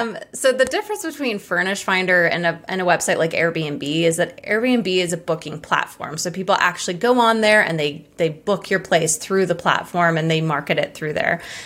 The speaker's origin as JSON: {"language": "English", "region": "Hawaii", "country": "United States", "said": "I'm from Hawaii"}